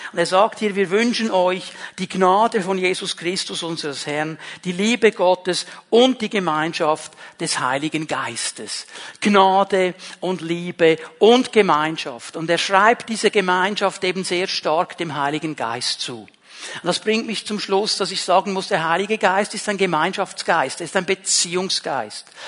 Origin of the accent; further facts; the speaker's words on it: Zurich, Switzerland; accent: Zürichdeutsch; first language Swiss German; now in Bern, Switzerland; ich bin aufgewachsen in einem kleinen Bauerndorf und wir waren eine der wenigen Familien mit einem italienischen Vater, einer Schweizer Mutter. Ich bin in der Schweiz geboren. Ich kannte Italien nur von den Ferien. Ich kann auch nicht gut Italienisch, Schweizerdeutsch, Zürichdeutsch. So habe ich gelernt zu reden